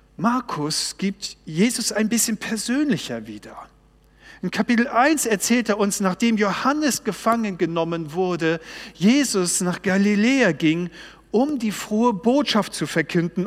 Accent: Baltic Sea coast, Germany; Ich bin an der Ostsee groß geworden

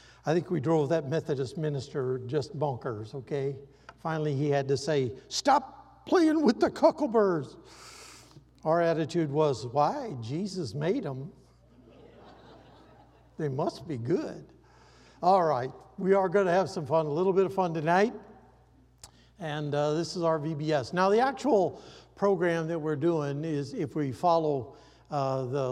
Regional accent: Iowa, United States; I grew up in Iowa

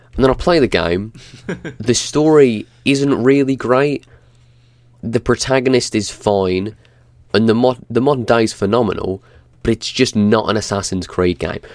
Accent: England, United Kingdom; as an Englishman

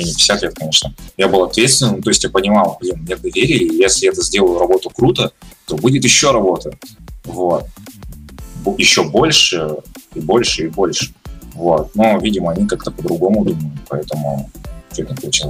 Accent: Russia; also born or lived in Kazakhstan; Я казах по национальности. Вырос я в России, потом переехал в Казахстан, учился в школе и вернулся обратно сюда

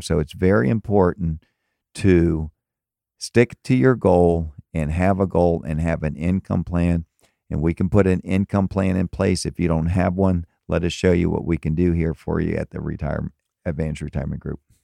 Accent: Tampa and Miami, Florida, United States; also born or lived in Maryland; now in Fort Myers, United States; I grew up in Tampa and Miami and moved to Maryland for twenty years

